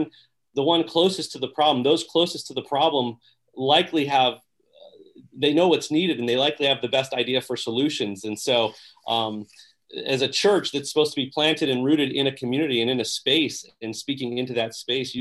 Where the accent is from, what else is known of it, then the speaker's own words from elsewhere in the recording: Three Rivers, Michigan, United States; also born or lived in Kalamazoo, Michigan / Berrien Springs, Michigan; I was actually from Three Rivers